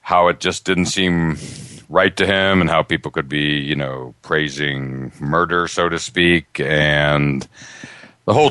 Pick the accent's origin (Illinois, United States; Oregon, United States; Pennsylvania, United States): Pennsylvania, United States; Altoona; I grew up in Pittsburgh, as all you listeners know, 2 hours east of Pittsburgh in Altoona, Pennsylvania.